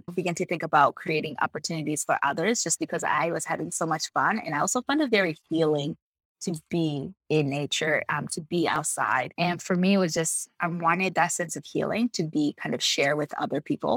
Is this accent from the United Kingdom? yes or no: no; DR Congo; English is a second language; also born or lived in United States; now in Canada; my passion in the outdoors started when I was born in Democratic Republic of Congo